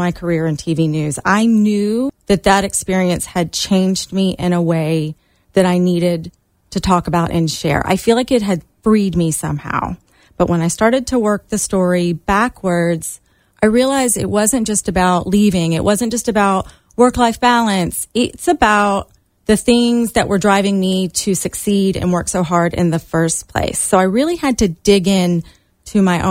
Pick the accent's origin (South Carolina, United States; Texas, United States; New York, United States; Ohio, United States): South Carolina, United States; Charleston; I grew up in Charleston